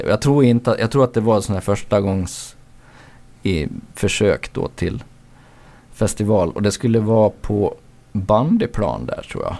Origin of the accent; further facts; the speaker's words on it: Borlänge, Dalarna County, Sweden; jag är från Borlänge